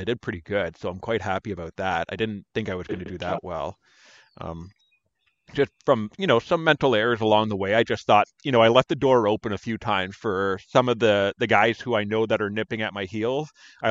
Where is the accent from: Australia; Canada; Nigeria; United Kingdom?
Canada; we're Canadian